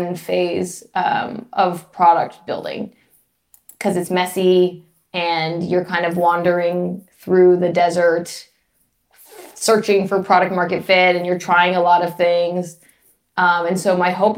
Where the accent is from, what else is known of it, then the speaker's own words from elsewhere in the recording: Los Angeles, California, United States; moved away as an adult; I'm from Los Angeles